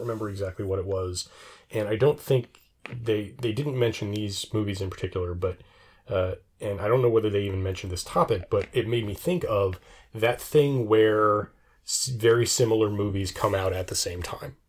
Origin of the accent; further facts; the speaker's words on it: United States; I'm used to being an American